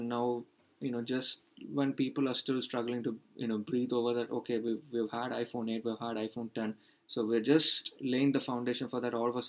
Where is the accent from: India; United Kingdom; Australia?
India; even as an Indian, no, I've not, you know, the price I've had to pay for in being having so much international exposure is in the fact that I've actually not grown up much in India as a country.